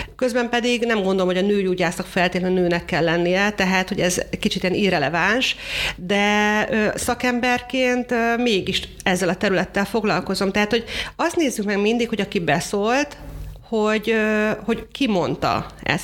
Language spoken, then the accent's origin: Hungarian; Hungary; magyarok vagyunk